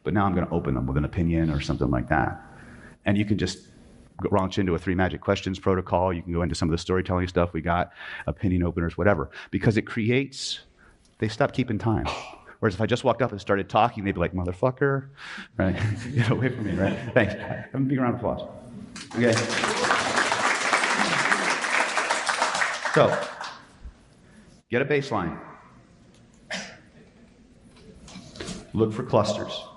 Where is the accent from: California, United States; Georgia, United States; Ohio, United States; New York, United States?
California, United States; I'm from California